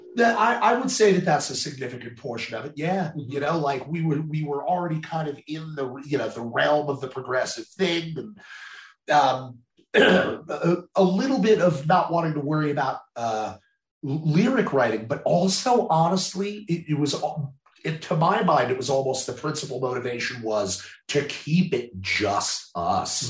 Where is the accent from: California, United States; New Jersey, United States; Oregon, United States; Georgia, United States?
New Jersey, United States; moved away; I'm originally from New Jersey